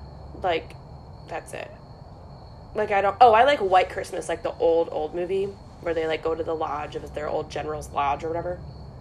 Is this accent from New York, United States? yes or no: no; Northern Ohio, United States; accent: Northwest; I grew up in Northern Ohio, but we celebrated Thanksgiving with my dad's family in Michigan, right outside of Detroit